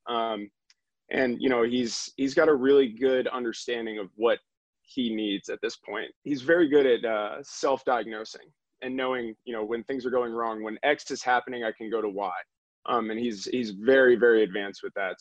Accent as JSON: {"language": "English", "region": "Northeast", "country": "United States", "said": "We are both from the Northeast"}